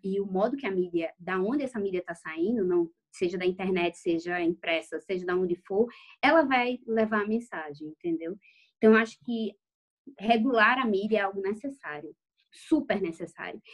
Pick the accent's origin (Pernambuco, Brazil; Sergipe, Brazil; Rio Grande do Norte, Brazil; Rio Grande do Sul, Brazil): Pernambuco, Brazil; Recife; now in Israel; eu sou de Recife, mas eu tô morando em Israel agora